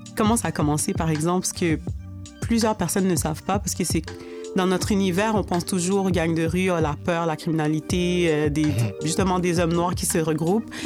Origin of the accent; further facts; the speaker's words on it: Montreal, Quebec, Canada; j'ai grandi à Rivière-des-Prairies. Je vis encore à Rivière-des-Prairies